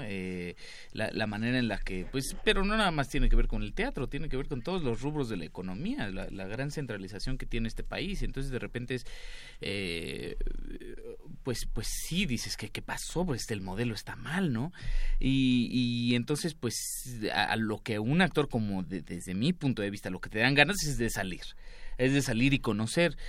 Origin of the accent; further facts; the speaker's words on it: Mexico City, Mexico; yo como chilango